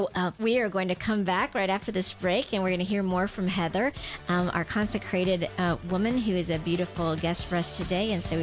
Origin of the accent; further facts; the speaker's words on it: Guam; also born or lived in Nashville; I grew up on Guam. Guam is 98% Catholic, like every village has a patron saint.